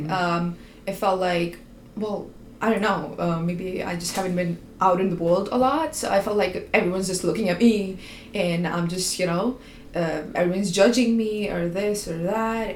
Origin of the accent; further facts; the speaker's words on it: India; moved away as an adult; now in Canada; I was Indian